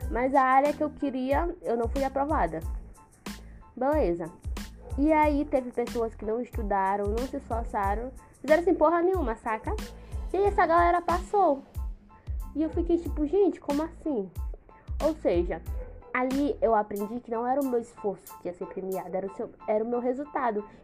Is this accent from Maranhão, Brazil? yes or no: yes; São Luís, Maranhão, Brazil; E aí, como eu sou daqui de São Luís do Maranhão, né?